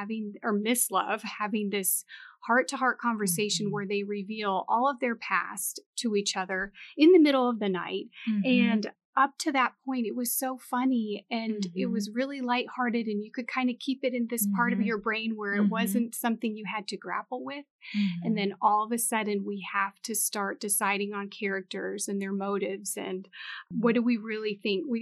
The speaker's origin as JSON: {"language": "English", "region": "Montana", "country": "United States", "tie": "born or raised there", "moved": "yes", "lives_now": "Southern US", "said": "I was not raised a Southern girl. So I was born in Montana."}